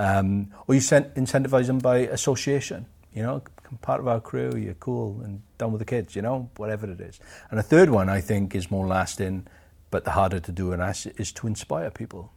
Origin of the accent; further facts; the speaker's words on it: Aberdare, Wales, United Kingdom; also born or lived in Pontypridd; I was born in Aberdare, which is further up the valleys, an old mining, uh, village.